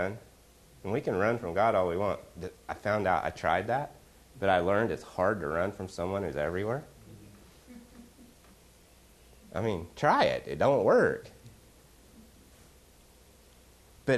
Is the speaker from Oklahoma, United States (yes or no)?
yes; Oklahoma, United States; I'm from Oklahoma